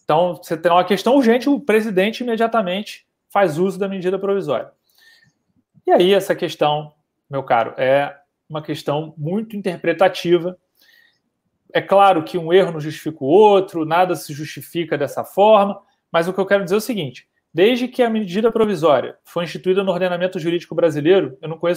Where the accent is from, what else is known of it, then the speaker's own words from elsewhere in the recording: Rio de Janeiro, Brazil; now in Brasília, Brazil; Como eu sou do Rio, fui criado na Tijuca, a vida inteira estudei na UERJ, ali atrás do Maracanã